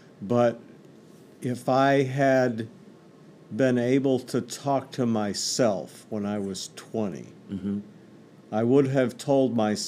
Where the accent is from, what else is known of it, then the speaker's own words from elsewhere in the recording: New York, United States; also born or lived in Texas; Well, I was born in Texas, grew up all across upstate New York. My dad was a church planter.